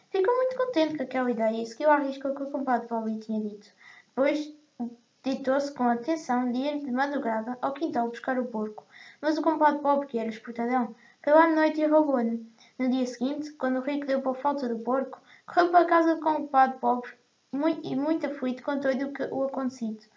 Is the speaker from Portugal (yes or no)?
yes; Portugal; tenho 13 anos e sou de Portugal